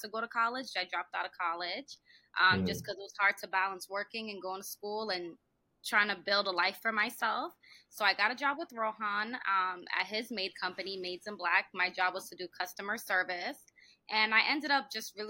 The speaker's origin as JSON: {"language": "English", "region": "California", "country": "United States", "tie": "born or raised there", "said": "I was born in California"}